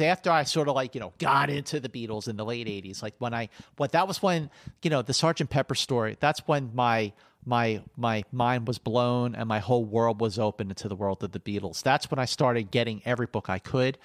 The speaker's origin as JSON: {"language": "English", "town": "Philadelphia", "region": "Pennsylvania", "country": "United States", "tie": "born or raised there", "said": "as a kid growing up in Philadelphia during the seventies"}